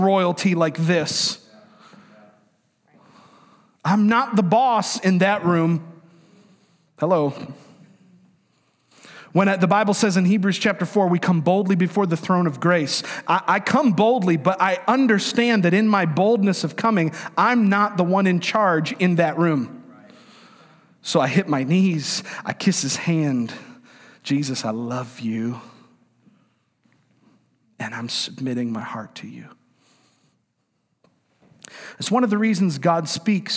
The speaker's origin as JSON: {"language": "English", "region": "New York", "country": "United States", "moved": "yes", "said": "I'm from New York, and I'm of Italian descent."}